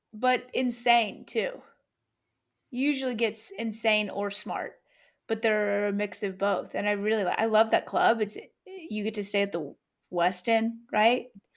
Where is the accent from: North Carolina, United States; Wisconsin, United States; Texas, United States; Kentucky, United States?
Kentucky, United States; Louisville; moved away; also born or lived in Atlanta; Louisville, where I'm, my hometown, where I went to, where I went to high school